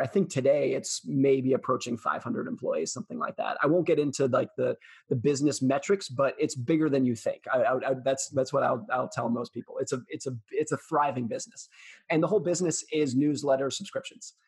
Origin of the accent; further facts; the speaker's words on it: California, United States; I grew up most of my life around and in the Lake Tahoe area of California.